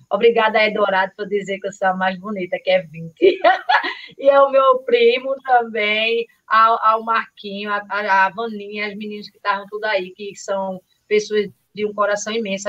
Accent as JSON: {"language": "Portuguese", "town": "Carpina", "region": "Pernambuco", "country": "Brazil", "said": "Eu tenho o maior orgulho de dizer de onde eu sou, que eu sou de Carpina, Matutinha de Carpina"}